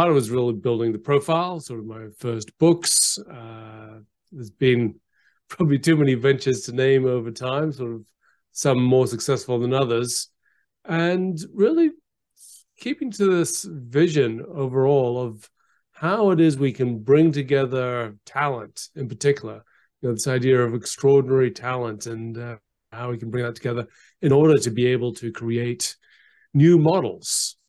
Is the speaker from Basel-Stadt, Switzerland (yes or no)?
no; Geneva, Switzerland; also born or lived in Canberra, Australia; So I was born in Canberra, but I left very young. My father was I got a job with the United Nations. So I went to Geneva and went to the International School of Geneva.